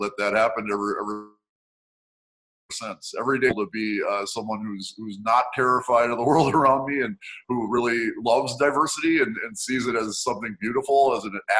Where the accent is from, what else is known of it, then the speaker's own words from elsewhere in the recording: Milwaukee, Wisconsin, United States; I was born and raised in Milwaukee, Wisconsin